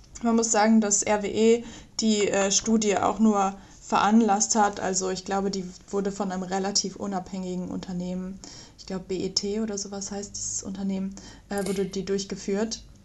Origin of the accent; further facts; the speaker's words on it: Mönchengladbach, North Rhine-Westphalia, Germany; moved away; Ich komme ursprünglich aus der Nähe aus Mönchengladbach, von Mönchengladbach